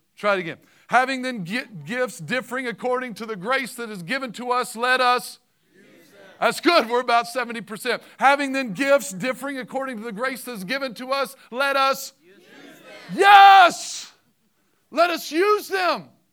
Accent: Southern Illinois, United States; I'm from Southern Illinois

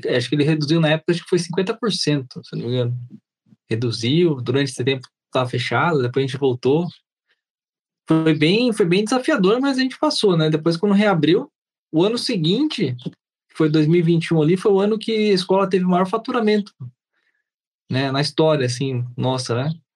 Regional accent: Sorocaba, São Paulo, Brazil; sou de Sorocaba, aqui em São Paulo

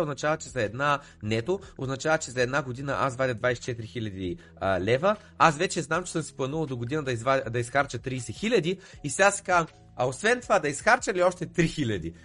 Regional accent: Bulgaria; moved away as an adult; also born or lived in United Kingdom; съм беден българин, дошъл от

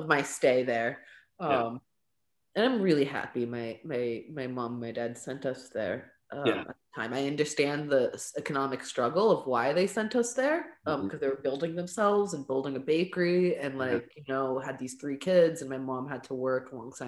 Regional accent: Stockton, California, United States; first language English and Arabic; also born or lived in Lebanon; when I came back from Lebanon, she switched me to like four different schools in Stockton

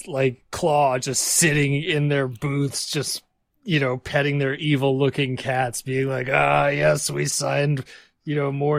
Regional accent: Waterloo, Walloon Region, Belgium; also born or lived in Texas, United States; So I was born in Texas, but I spent like my youth, my formative years growing up in Belgium in Europe.

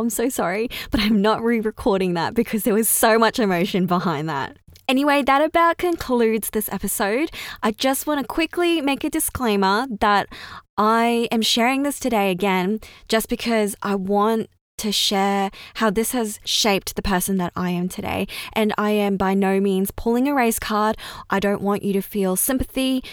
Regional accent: Australia; first language Chinese; English is a second language; I was born and raised in Australia. And funnily enough, English is my second language.

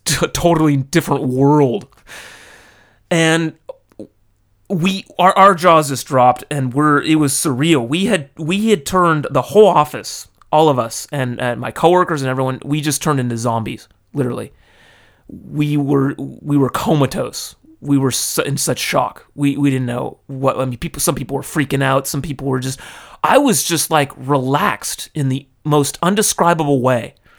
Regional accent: California, United States; now in Tokyo, Japan; I was raised in California. Now I live in Tokyo.

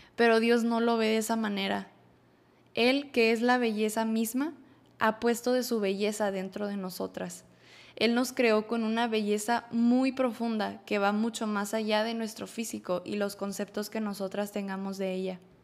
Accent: Monterrey, Nuevo León, Mexico; soy de Monterrey, Nuevo León.

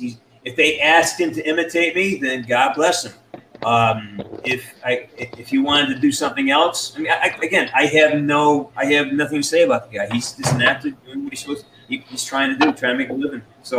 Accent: London, United Kingdom

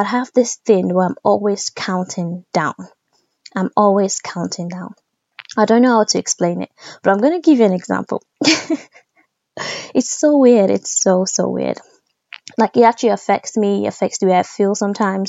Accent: Nigeria; being Nigerian

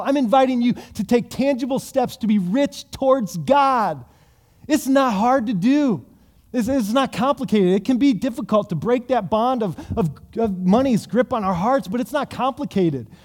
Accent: United States; us as American Christians

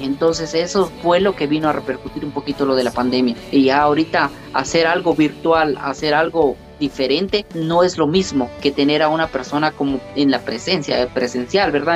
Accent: Santa Cruz Verapaz, Alta Verapaz, Guatemala; soy originario de Santa Cruz Varías

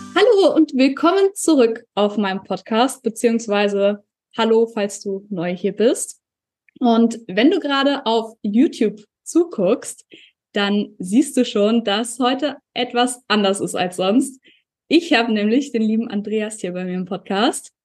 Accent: Germany; also born or lived in New Zealand; hier bei uns in Deutschland

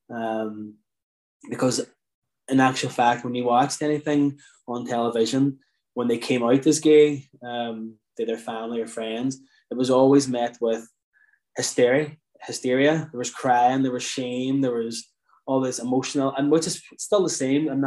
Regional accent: Ireland; I suppose certainly growing up in Ireland

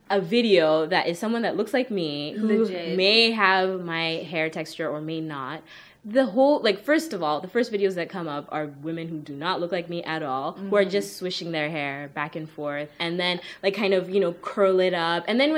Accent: Kenya; I'm from Kenya

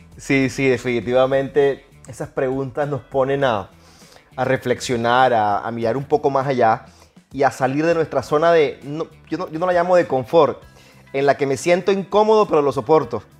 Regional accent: Barranquilla, Atlántico, Colombia; Reciban un abrazo así barranquillero, como dicen en mi pueblo

